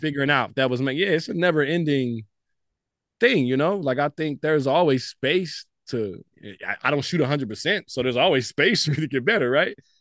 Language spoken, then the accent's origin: English; Dallas, Texas, United States; I'm a kid from Southeast Dallas